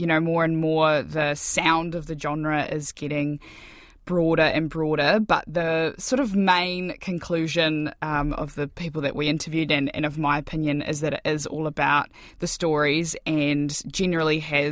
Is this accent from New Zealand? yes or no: yes; Gore, Southland, New Zealand; I'm from Gore